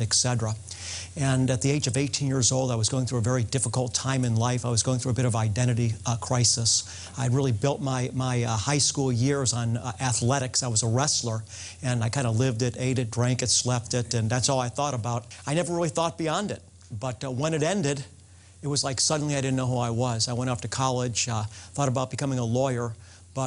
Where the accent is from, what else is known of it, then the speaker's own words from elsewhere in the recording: United States; As an American